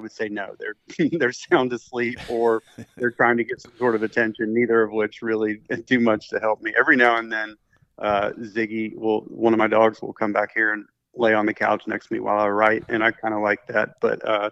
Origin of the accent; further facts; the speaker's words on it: Memphis, Tennessee, United States; my hometown in Memphis, Tennessee